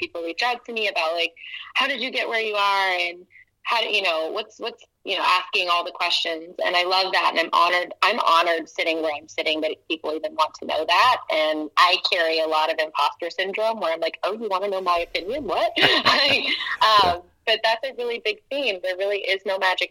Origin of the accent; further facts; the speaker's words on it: Atlanta, Georgia, United States; moved away as an adult; also born or lived in Portland, Oregon; I'm from Atlanta, Georgia, originally. And I'm proud of that. I love my hometown.